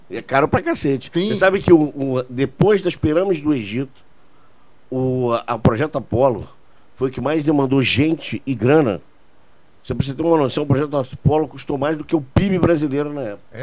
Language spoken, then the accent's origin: Portuguese; Portugal; Eu sou português, tenho dupla nacionalidade.